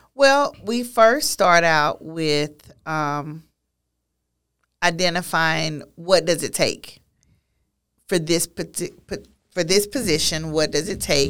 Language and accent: English; Beaumont, Texas, United States; a teaching position available, um, in my hometown. of, of, of Beaumont